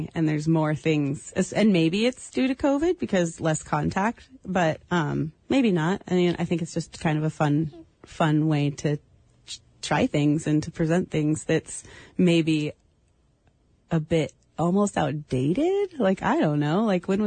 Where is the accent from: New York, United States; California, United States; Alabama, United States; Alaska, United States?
Alaska, United States; Sitka; also born or lived in Port Townsend, Washington; I was born in Sitka, Alaska, moved between here in Port Townsend, Washington, and landed back here